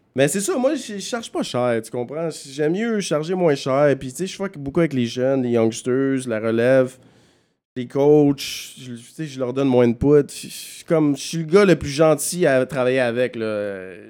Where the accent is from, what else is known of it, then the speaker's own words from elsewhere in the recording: Montreal, Quebec, Canada; je suis un gars de Villeray